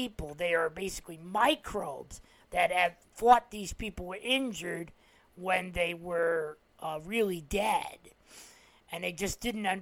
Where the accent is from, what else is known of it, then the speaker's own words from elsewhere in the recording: New Jersey, United States; as a New Jersey native